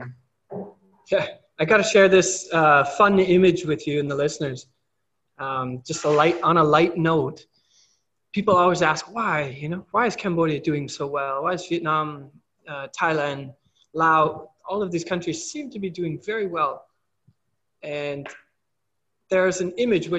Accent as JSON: {"language": "English", "country": "Canada", "tie": "born or raised there", "moved": "as an adult", "said": "I have problems in my hometown with things like that in Canada"}